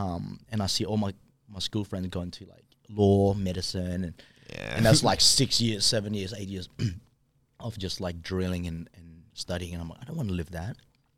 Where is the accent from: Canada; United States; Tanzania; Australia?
Australia; I'm like, yeah, we're b-boys. We're from Australia.